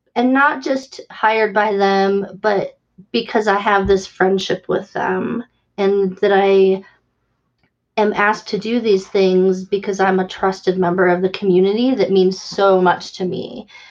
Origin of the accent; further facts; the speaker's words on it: Valparaiso, Indiana, United States; my hometown of Valparaiso, mm. Indiana